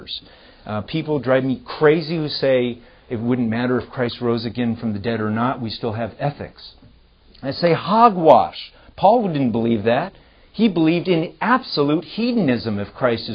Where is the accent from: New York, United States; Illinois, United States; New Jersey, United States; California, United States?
California, United States; I'm from California